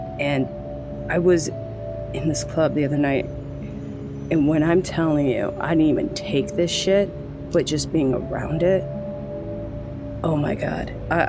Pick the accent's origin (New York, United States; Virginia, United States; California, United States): California, United States; Like, I've never, again, I'm just from California.